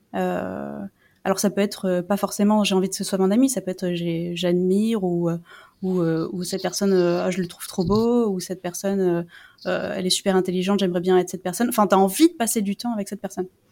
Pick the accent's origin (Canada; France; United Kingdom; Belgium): France; c'est pas juste que je suis non anglophone, c'est que je suis française